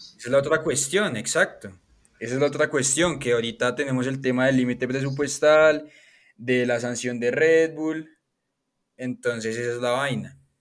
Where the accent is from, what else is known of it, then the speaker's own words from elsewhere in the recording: Colombia; soy colombiano